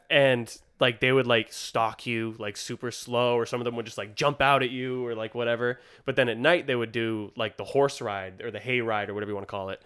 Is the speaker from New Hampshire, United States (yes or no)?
yes; Warner, New Hampshire, United States; my hometown, Warner